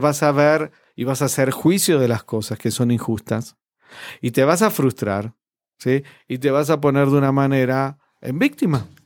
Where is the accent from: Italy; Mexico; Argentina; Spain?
Argentina; moved away; en mi país, en, Argentina, ya me fui hace mucho tiempo